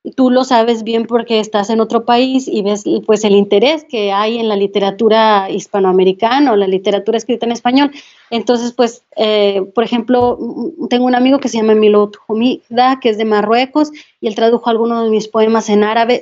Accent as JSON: {"language": "Spanish", "town": "Saltillo", "region": "Coahuila", "country": "Mexico", "tie": "born or raised there", "said": "crecí en Saltillo, Coahuila y ahí nací"}